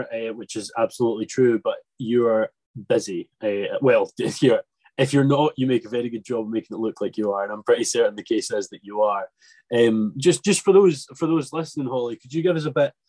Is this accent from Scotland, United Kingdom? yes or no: yes; Scotland, United Kingdom; as the Scotsman